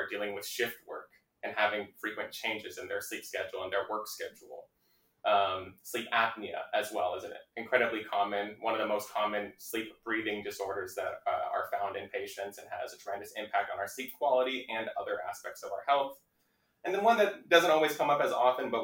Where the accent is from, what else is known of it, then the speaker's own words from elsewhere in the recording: Laguna Hills, California, United States; I grew up in Orange County in Laguna Hills